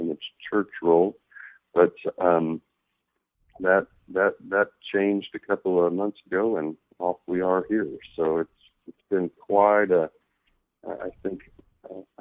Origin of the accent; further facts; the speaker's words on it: Midland, Texas, United States; moved away as an adult; now in Oklahoma City, United States; I am originally from Midland, Texas, is where I spent most of my life from age 10 till about 3 months ago, actually. I recently moved to Oklahoma City